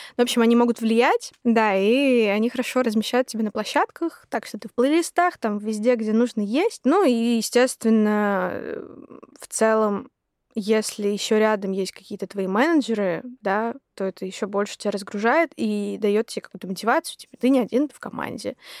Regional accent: Yekaterinburg, Sverdlovsk Oblast, Russia; now in Moscow, Russia; я из Екатеринбурга я уеду в Москву

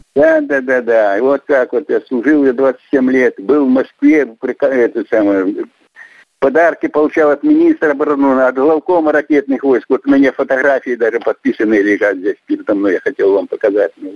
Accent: Nizhnyaya Toshchitsa, Bykhov District, Mogilev Region, Belarus; moved away as an adult; also born or lived in Tomsk, Russia; now in Omsk, Russia; я родился в Республике Беларусь, Могилевской области, Выховский район, деревня Нижняя Тощица

